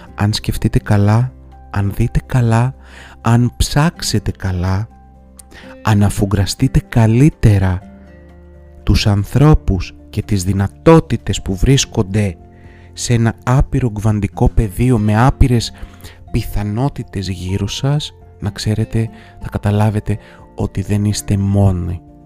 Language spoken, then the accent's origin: Greek; Greece; also born or lived in Athens; εμείς οι Έλληνες